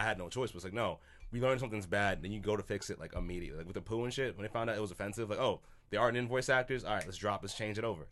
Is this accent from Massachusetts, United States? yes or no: yes; Boston, Massachusetts, United States; I come from Boston